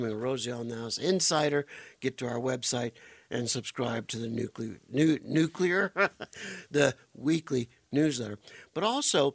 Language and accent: English; Arizona, United States; growing up in Arizona, my dad always had an inside job